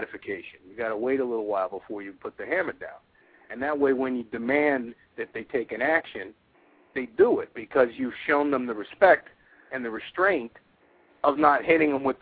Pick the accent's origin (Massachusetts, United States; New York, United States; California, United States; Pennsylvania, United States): New York, United States; I'm from New York